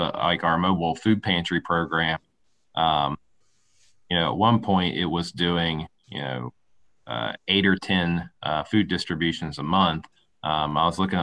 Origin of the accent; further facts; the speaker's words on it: West Virginia, United States; I'm born and raised in West Virginia.